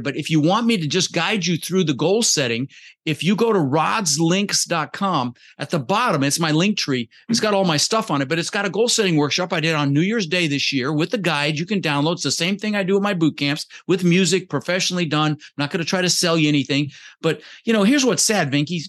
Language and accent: English; Denver, Colorado, United States; English is a second language; also born or lived in Netherlands; we ended up in Denver, Colorado, where I lived for about thirty years